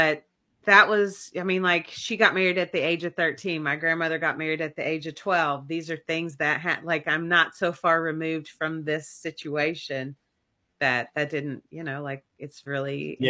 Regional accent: Kentucky, United States; accent: Southern; also born or lived in Las Vegas, Nevada; because I am from Kentucky and I grew up on the Kentucky music highway

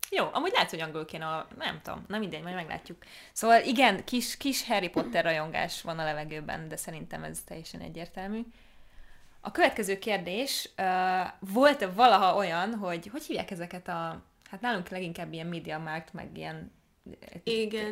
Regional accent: Hungary; Magyarországon nőttünk fel

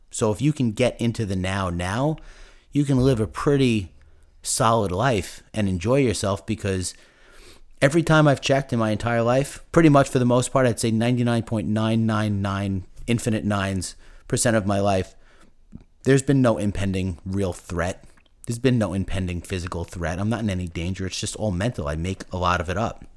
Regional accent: Commack, New York, United States; I grew up in Comac, Long Island

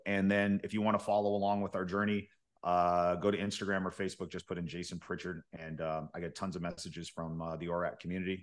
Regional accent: Fresno, California, United States; our market, Fresno, as an example, because this is my hometown

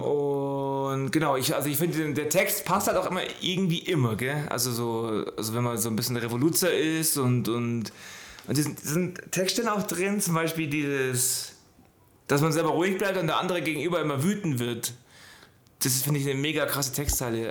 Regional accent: Allgäu, Bavaria, Germany; ich bin im Allgäu groß geworden

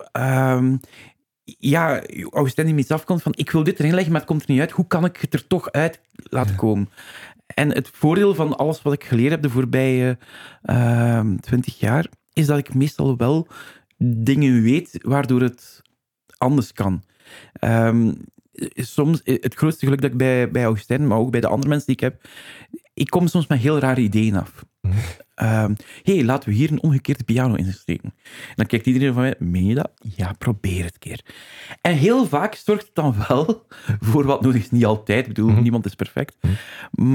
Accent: Flanders, Belgium; we zijn waarschijnlijk typische eh, Vlaming

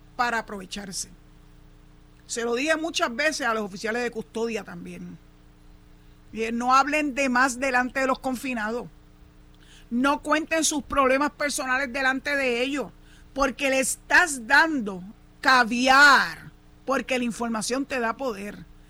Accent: San Juan, Puerto Rico; yo soy nacido y criado en San Juan.

